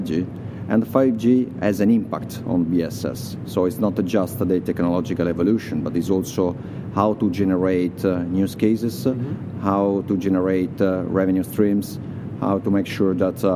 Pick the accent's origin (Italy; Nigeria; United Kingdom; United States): Italy; I'm coming from Italy.